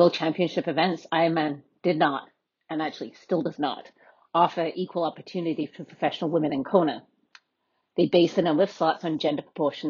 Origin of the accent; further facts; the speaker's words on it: United Kingdom; now in United States; I'm a British white woman